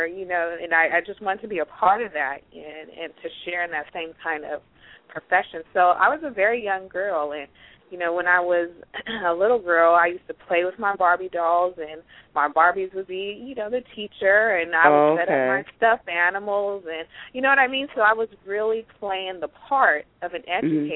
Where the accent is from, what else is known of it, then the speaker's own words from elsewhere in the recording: Pittsburg, California, United States; I'm from Pittsburgh, California. I was born, raised out here in the West Coast